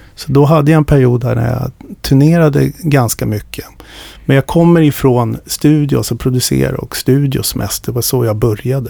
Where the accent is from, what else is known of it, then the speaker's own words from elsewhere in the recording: Stockholm, Stockholm County, Sweden; jag växte upp i Stockholm